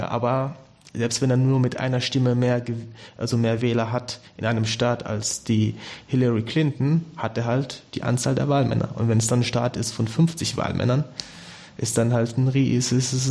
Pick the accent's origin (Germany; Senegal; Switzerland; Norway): Senegal; German is a second language; weil zum Beispiel mein Heimatland, Senegal, wir haben über 200 Parteien für 13 oder 14 Millionen Einwohner.